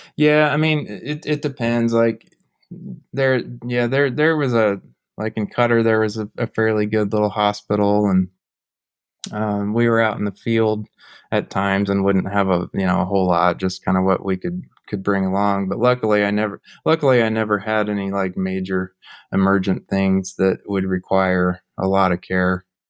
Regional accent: Overland Park, Kansas, United States; moved away as an adult; now in Omaha, United States; originally grew up in the Kansas City area in Overland Park, Kansas.

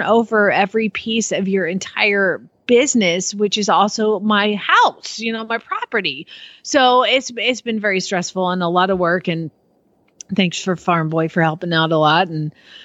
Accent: Atlanta, Georgia, United States; moved away; I'm originally from Atlanta.

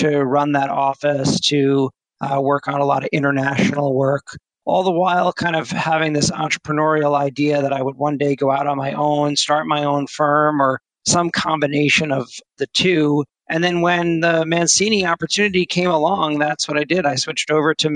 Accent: New Jersey, United States; also born or lived in Los Angeles / Miami; I'm from New Jersey

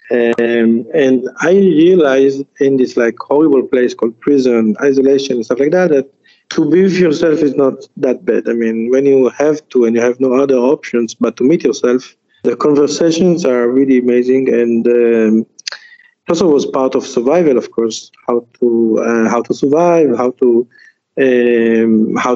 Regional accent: Jerusalem, Jerusalem District, Israel; also born or lived in Djerba; now in Tunis, Tennessee, United States; I, I was born in Jerusalem, uh, sorry, in Jerba, and then I grew up in Jerusalem. A Tunisian mm-hmm. Jew

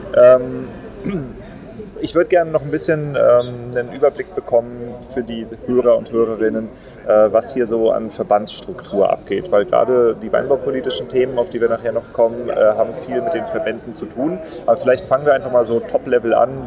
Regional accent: Germany; bei uns in Deutschland

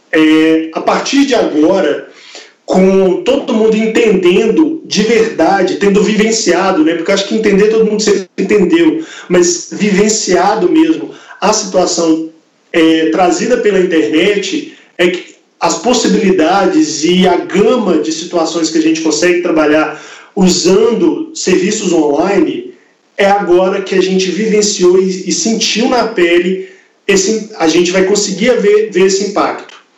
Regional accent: Belo Horizonte, Minas Gerais, Brazil; also born or lived in Campo Grande; Eu sou de Belo Horizonte, me mudei para lá

